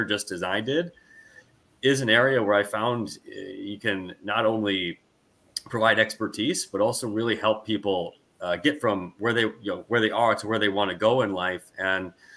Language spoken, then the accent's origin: English; United States; moved away; also born or lived in Wisconsin / Washington; I'm originally from the United States